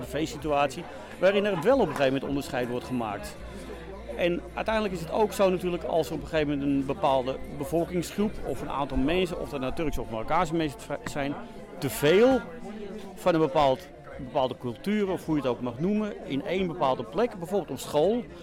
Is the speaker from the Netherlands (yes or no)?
yes; Amsterdam, North Holland, Netherlands; moved away; ik kom uit Amsterdam-West vandaan.